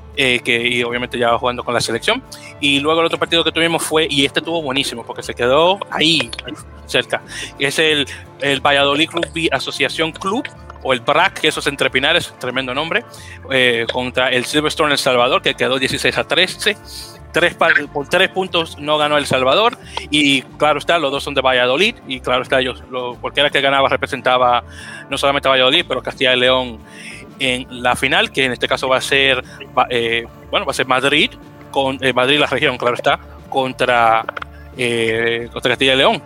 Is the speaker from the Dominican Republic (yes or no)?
yes; Dominican Republic; also born or lived in New York City, United States; now in New York, United States